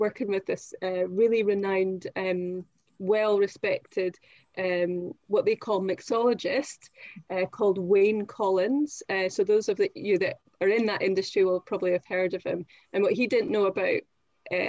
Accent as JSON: {"language": "English", "town": "Perth", "region": "Scotland", "country": "United Kingdom", "tie": "born or raised there", "also_born_or_lived": "Greenock / Aberdeen", "moved": "as an adult", "lives_now": "London, United Kingdom", "said": "I was born in Greenock, which is close to Glasgow, but I grew up in a place called Perth, which is close to Edinburgh."}